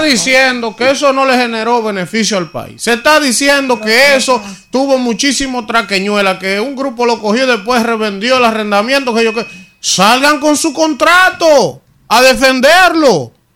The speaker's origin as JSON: {"language": "Spanish", "country": "Dominican Republic", "said": "nos caracteriza como dominicanos"}